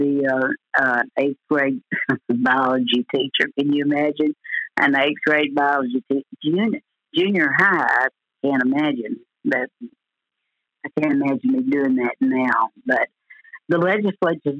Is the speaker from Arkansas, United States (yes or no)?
yes; DeValls Bluff, Arkansas, United States; now in Paragould, United States; a little old girl from Della Plaine, Arkansas. I tell people I'm from Paragould, but I started out in Della Plaine. That's where I went to school my early years